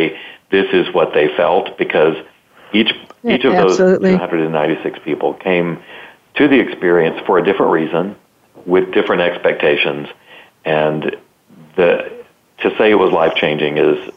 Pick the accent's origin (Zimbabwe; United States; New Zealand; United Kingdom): United States; the South; I'm from the South